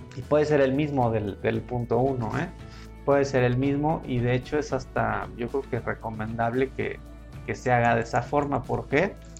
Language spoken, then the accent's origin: Spanish; Mexico; somos mexicanos y hay que estar orgullosos de serlo